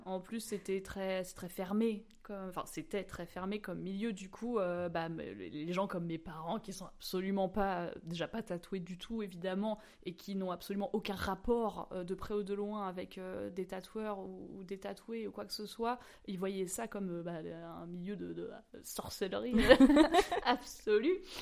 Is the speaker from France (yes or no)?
yes; Normandy, France; moved away; also born or lived in Maisons-Alfort; je viens de Normandie, quand je suis revenue en Normandie